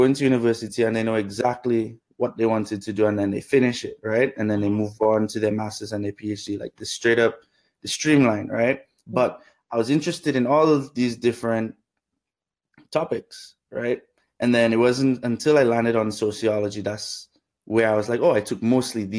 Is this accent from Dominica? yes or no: yes; Dominica; moved away; also born or lived in Canada; Grew up in Dominica